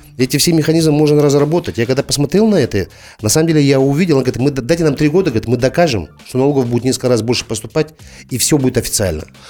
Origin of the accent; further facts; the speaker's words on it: Kazakhstan; Мы, как казахи